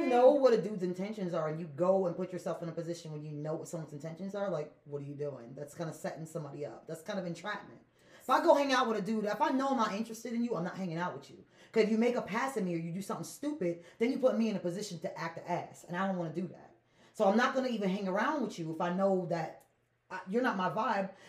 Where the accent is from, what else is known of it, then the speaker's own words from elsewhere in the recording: Harrisburg, Pennsylvania, United States; born there; I was born in Harrisburg Hospital, but I'm not American.